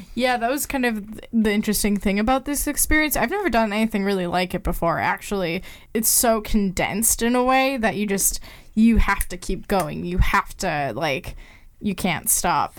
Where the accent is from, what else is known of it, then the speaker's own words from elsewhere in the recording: Minnesota, United States; Being from Minnesota and like being involved in the music scene